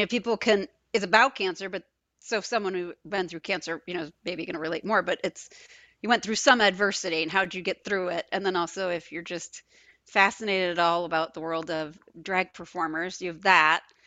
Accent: Binghamton, New York, United States; born or raised there; moved away; also born or lived in Geneseo, New York / Wisconsin

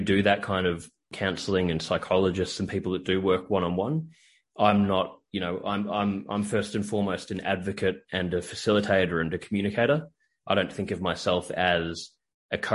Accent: Australia; moved away as an adult; now in United States; I'm from Australia and I'm living in the US at the moment

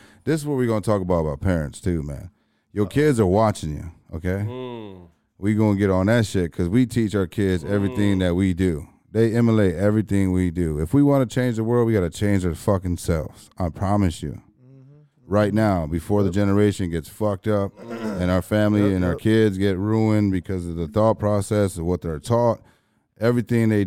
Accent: Berlin, Germany; I was born in Berlin, Germany

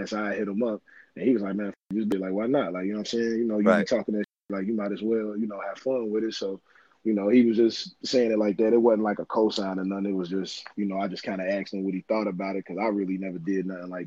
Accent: Cincinnati, Ohio, United States; born or raised there; also born or lived in Brooklyn, New York

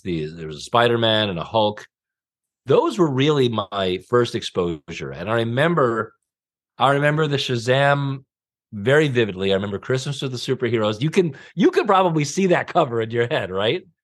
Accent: Long Island, New York, United States; moved away as an adult; also born or lived in Greenpoint, Brooklyn; I grew up in Long Island

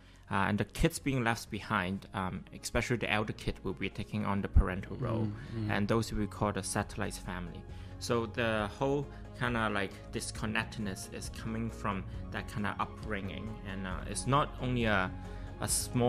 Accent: Quebec, Canada; being a Canadian Chinese is difficult simply because like living in Quebec, especially like Asian hate is a real thing. And I'm pretty sure lots of people who grow up here have the same sentiments. You grow up Canadian

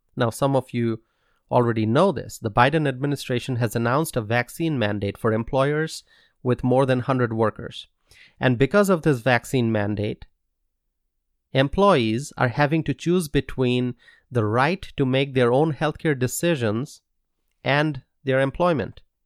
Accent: United States; As an American

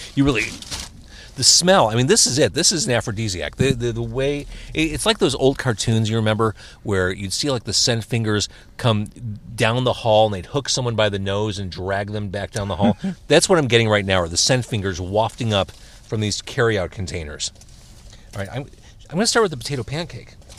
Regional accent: Skokie, Illinois, United States; as a kid growing up in Skokie

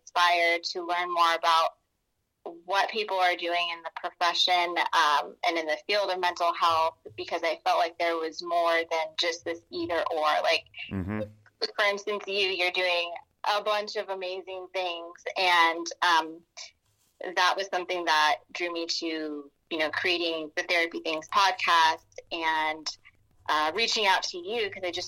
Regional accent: Northern California, United States; also born or lived in Sacramento; I was born and raised in Northern California, so I'm here in Stockton

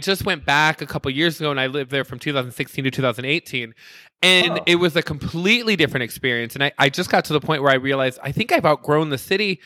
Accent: Michigan, United States; also born or lived in New York / Chicago; now in Las Vegas, United States; I'm from Michigan, but I went to New York

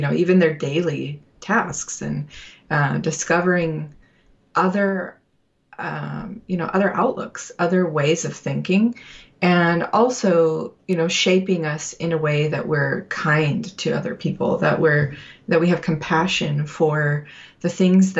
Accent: Utah, United States; we're both from Utah

